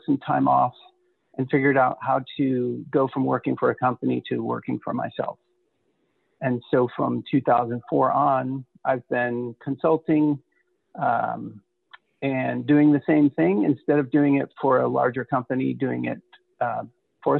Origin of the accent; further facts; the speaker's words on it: Detroit, Michigan, United States; I grew up in Detroit